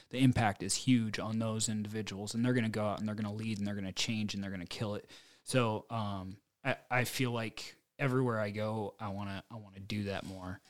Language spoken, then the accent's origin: English; United States; I grew up in Farmville, U S A, and I'm, like, pretty mechanically inclined.